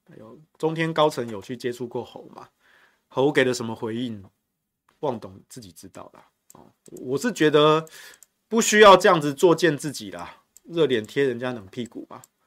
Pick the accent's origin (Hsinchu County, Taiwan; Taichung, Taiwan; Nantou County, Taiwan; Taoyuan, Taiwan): Taichung, Taiwan; 我身为台中人，我以前多年，我没有吃过，也没有见过淡水阿给这个小吃